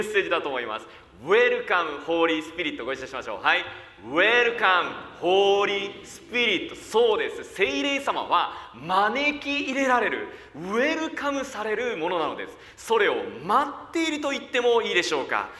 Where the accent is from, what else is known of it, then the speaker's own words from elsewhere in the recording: Koriyama, Fukushima, Japan; 私は福島県の郡山で生まれました。